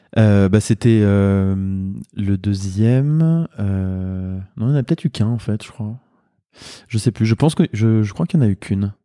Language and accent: French; Le Havre, Normandy, France; moved away as an adult; also born or lived in Rouen / Caen / Lyon / New Caledonia; now in Lille, France; je suis originaire de Normandie, j'ai grandi au Havre, fait mes études à Rouen, à Caen euh, et en partie à Lyon